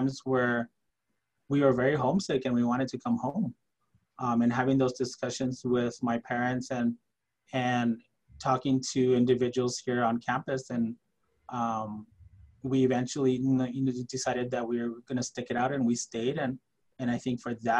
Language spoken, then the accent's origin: English; El Paso, Texas, United States; first language Spanish; English is a second language; I grew up in El Paso in the Santa Teresa, Southern Park area